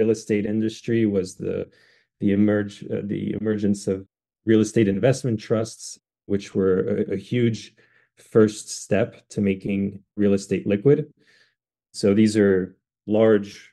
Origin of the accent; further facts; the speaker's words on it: France; now in United States; I'm actually half French. I grew up in France